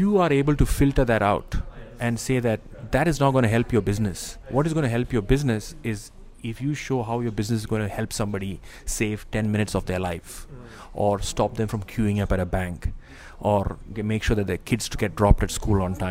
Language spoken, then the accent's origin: English; Kerala, India; also born or lived in Dubai, United Arab Emirates; now in Singapore; I am from Kerala